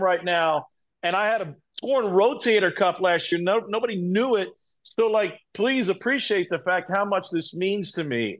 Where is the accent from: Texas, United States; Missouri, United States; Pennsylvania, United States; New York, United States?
Missouri, United States; Columbia; I grew up in Columbia